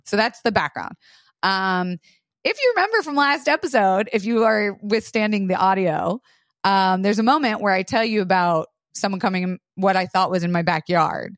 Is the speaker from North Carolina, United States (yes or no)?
no; Florida, United States; moved away; I grew up in Florida shooting with guns all the time.